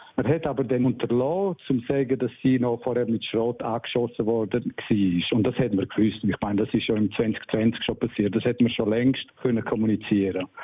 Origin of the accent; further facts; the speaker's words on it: Surselva, Graubünden, Switzerland; bei uns in der Surselva